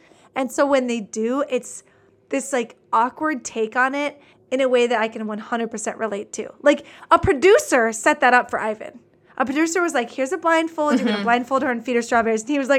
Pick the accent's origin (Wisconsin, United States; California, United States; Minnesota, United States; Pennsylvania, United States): Wisconsin, United States; I'm 5'5". I'm from Wisconsin.